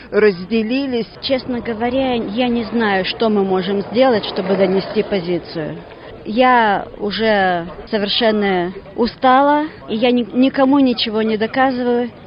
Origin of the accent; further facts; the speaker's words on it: Russia; У меня там родственники, но вообще-то я из России.